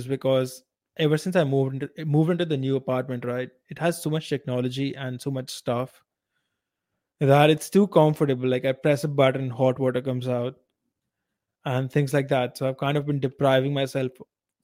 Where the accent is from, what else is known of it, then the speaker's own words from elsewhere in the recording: India; I am Indian